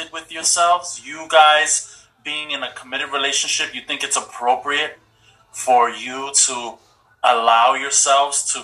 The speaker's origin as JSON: {"language": "English", "region": "New York", "country": "United States", "said": "we're from New York"}